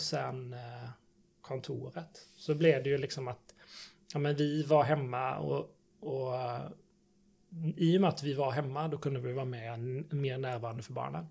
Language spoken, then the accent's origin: Swedish; between Varberg and Falkenberg, Halland County, Sweden; moved away as an adult; also born or lived in Gothenburg; jag kommer från en gård i Sibba mellan Varberg och Falkenberg. Så jag är mm. -hmm. bondson